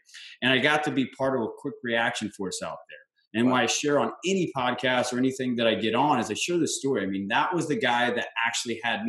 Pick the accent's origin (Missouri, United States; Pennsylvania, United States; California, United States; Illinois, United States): Missouri, United States; St. Louis; moved away as an adult; now in San Diego, United States; Originally was born and raised in St. Louis, Missouri. Simple country boy, man. Just moved out to San Diego after the uniform.